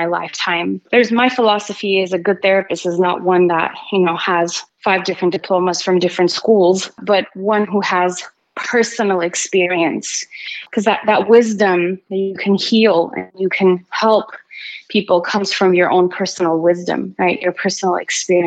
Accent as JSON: {"language": "English", "country": "Armenia", "tie": "born or raised there", "moved": "yes", "said": "growing up in Armenia and seeing all the hardship"}